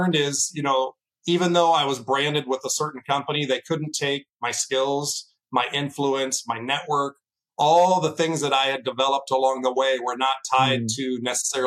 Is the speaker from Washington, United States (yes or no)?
yes; Seattle, Washington, United States; also born or lived in Los Angeles, California; My family moved to Seattle, Washington when I was 10 years old. I was a kid around, you know, I was 10, so I had to go with them. I had to leave the beaches of California up to Seattle, Washington, the rainy state. Grew up there